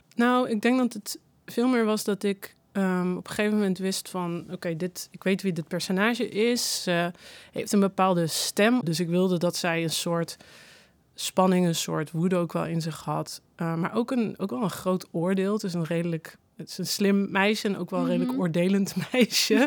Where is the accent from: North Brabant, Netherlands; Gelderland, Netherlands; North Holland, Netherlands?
North Brabant, Netherlands; moved away; ik kom uit Brabant